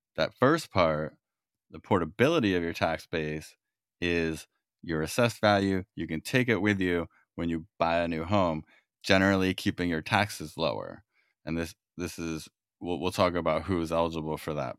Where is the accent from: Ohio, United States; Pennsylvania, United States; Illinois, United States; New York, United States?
New York, United States; now in California, United States; I'm from New York originally